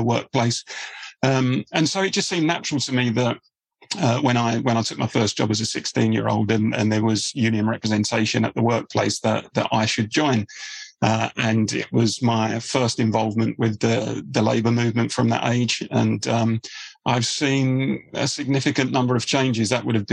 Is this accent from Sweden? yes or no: no; Dagenham, London, United Kingdom; my hometown of Dagenham. Very much a working class area. My parents, like most people in the place where I grew up